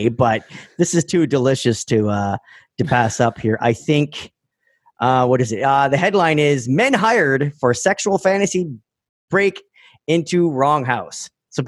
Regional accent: Canada; Roman and I, just being Canadian

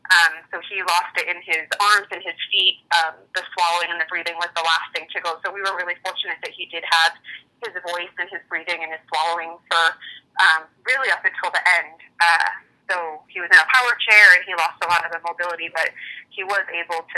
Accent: Connecticut, United States; moved away; I'm from Connecticut originally

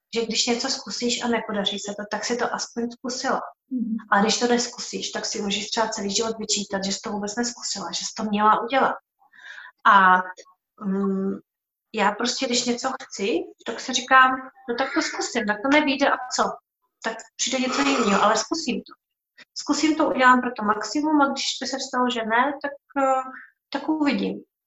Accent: Czechia; moved away as an adult; já jsem vlastně odešla z Čech

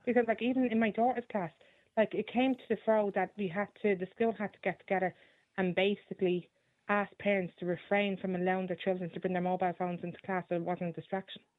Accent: Dublin, Leinster, Ireland; I grew up in Dublin and I, I don't live in Dublin anymore

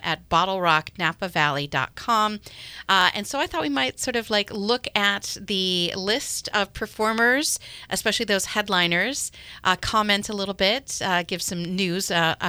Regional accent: Seattle, Washington, United States; I'm from Seattle

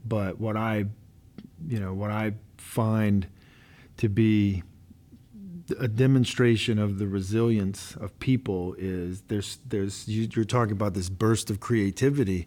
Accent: Louisiana, United States; I'm from Louisiana

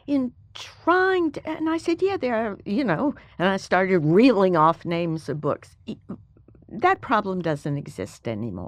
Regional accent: Alabama, United States; moved away as an adult; I was the first person from Alabama since nineteen eighteen to go

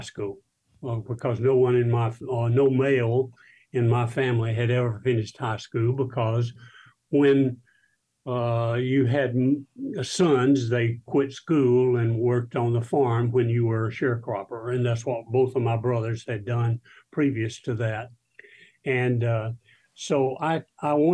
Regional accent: South Alabama, United States; I grew up in South Alabama

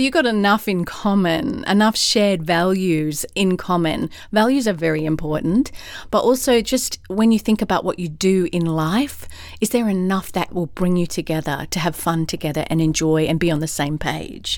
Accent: Australia; also born or lived in London, United Kingdom / California, United States; now in Atlanta, United States; I'm an Aussie in Atlanta, Georgia, U S

